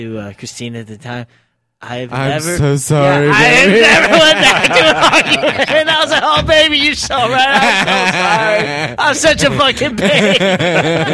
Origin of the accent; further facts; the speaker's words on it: Bethlehem, Pennsylvania, United States; I'm from Bethlehem.